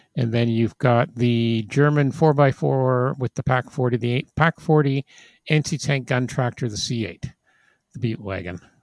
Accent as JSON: {"language": "English", "region": "England", "country": "United Kingdom", "tie": "born or raised there", "said": "those of us growing up in England of a certain age"}